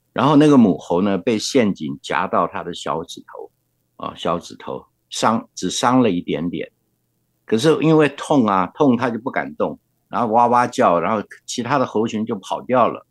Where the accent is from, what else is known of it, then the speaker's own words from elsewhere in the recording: Guanxi, Hsinchu County, Taiwan; first language Hakka; Chinese is a second language; moved away; 我曾经想回到自己的原生故乡关西。嗯。那是我出生的地方